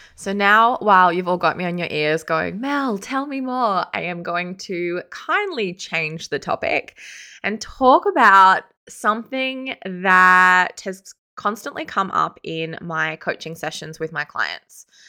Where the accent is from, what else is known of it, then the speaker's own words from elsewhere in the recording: Sydney, New South Wales, Australia; I am from Sydney